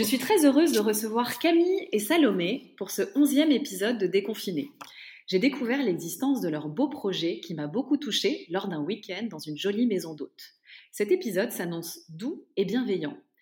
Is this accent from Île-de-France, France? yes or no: yes; Paris, Île-de-France, France; je suis parisienne